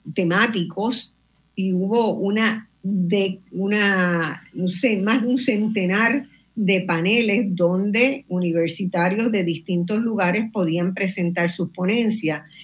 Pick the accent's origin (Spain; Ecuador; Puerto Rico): Puerto Rico; una puertorriqueña, yo, esta que está aquí